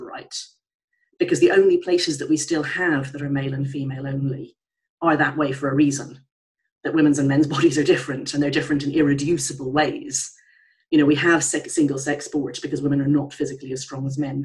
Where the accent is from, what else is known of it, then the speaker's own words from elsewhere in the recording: Ireland; I'm Irish.